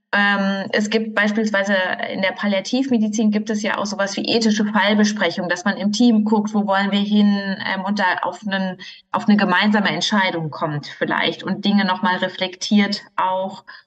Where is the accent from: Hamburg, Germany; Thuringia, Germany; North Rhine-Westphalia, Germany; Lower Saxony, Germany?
North Rhine-Westphalia, Germany; Marl; also born or lived in Münster; ich bin ja aufgewachsen im Ruhrgebiet in Mahl, ähm, dort geboren und groß geworden